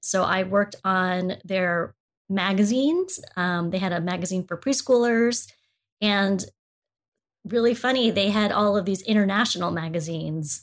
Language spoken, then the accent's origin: English; United States; I'm Asian, I'm Filipino American